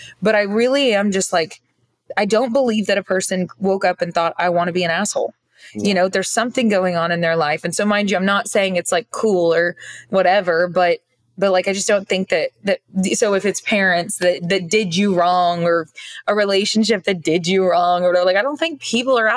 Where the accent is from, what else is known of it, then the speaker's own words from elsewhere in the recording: Oklahoma, United States; moved away as an adult; also born or lived in Norman, Oklahoma; I grew up in Oklahoma, lived in Oklahoma until this last year and some change